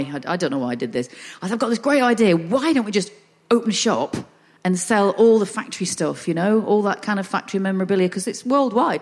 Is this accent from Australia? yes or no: no; the north of England, United Kingdom; accent: northern; I'm northern